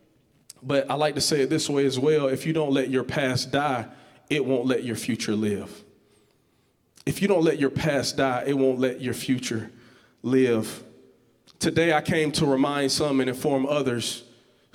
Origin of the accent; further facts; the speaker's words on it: Georgetown, Georgia, United States; I'm from this place called Georgetown, Georgia